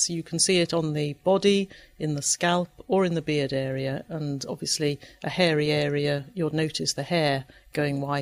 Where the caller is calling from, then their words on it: Guelph, Ontario, Canada; from Guelph, Ontario, Canada.